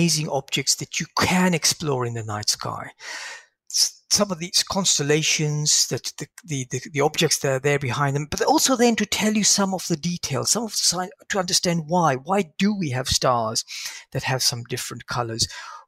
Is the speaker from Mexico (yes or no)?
no; London, United Kingdom; growing up in London